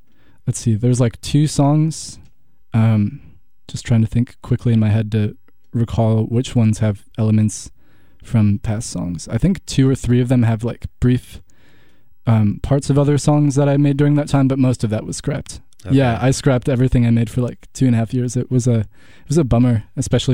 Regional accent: Franklin, Wisconsin, United States; also born or lived in Oregon; I grew up in Franklin, which is half an hour from Milwaukee

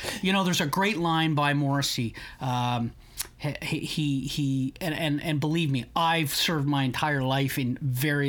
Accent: Canada; we as Canadian citizens

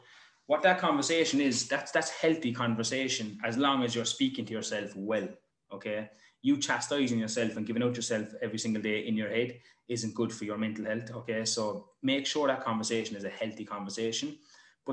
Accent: Ireland

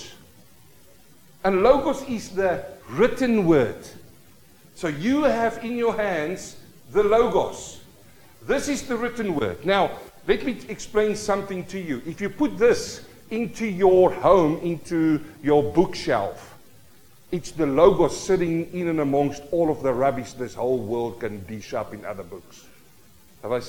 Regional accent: South Africa; As a young boy, growing up in South Africa, the Vaal River, we fish through the night

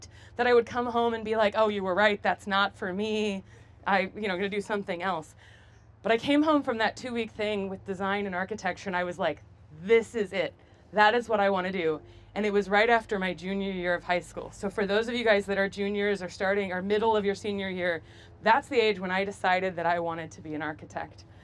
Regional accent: United States; I grew up near the Mississippi River

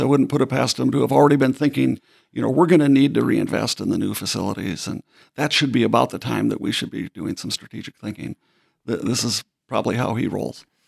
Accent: Baxter, Minnesota, United States; I'm from Minnesota, as you know. So coming from, from Baxter, Minnesota, which is pretty much the, a dot at the very center of the state of Minnesota

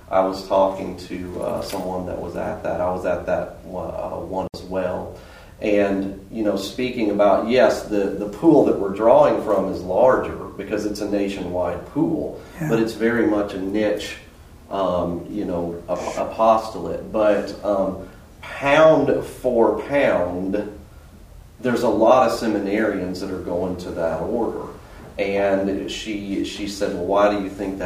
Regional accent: Birmingham, Alabama, United States; now in Rapid City, United States; I'm from Birmingham, Alabama

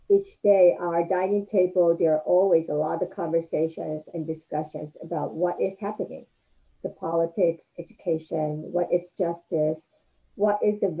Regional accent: Taiwan; moved away as an adult; now in United States; I was uh, um, a child, you know, growing up in Taiwan.

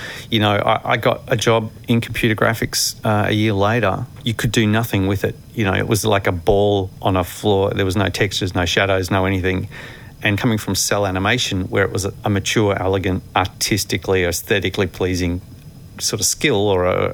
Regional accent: Mulgrave, Victoria, Australia; growing up in Mulgrave

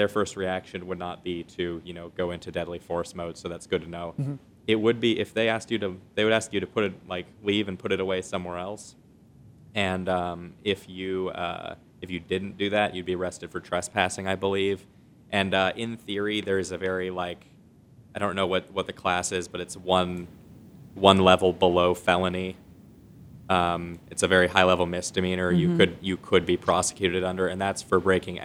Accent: Bellingham, Washington, United States; I grew up in Bellingham, Washington

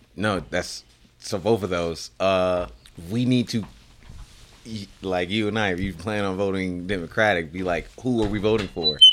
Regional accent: Illinois, United States; I grew up in Illinois

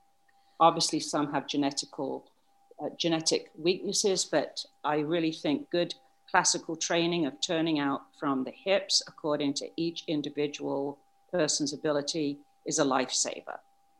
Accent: Wellingborough, East Midlands, United Kingdom; Okay, I was born and bred in Wellingborough, Northants in England.

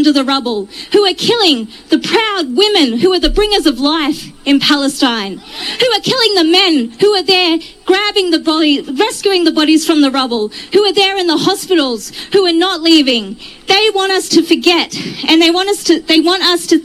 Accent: Rockhampton, Queensland, Australia; I come from Rockhampton, Darumbal country in central Queensland

